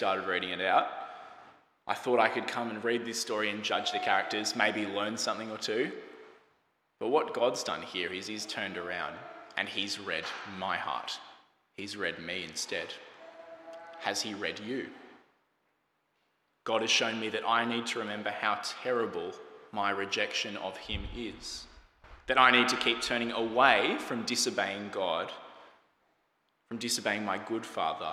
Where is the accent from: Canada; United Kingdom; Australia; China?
Australia; As an Australian